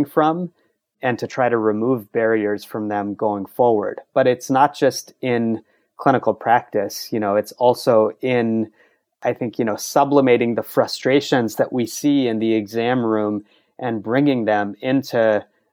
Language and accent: English; Baton Rouge, Louisiana, United States; now in New York City, United States; I grew up in Baton Rouge